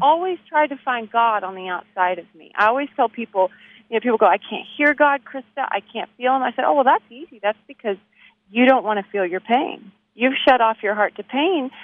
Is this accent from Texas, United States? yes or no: yes; Abilene, Texas, United States; now in Nashville, United States; I'm from Abilene, Texas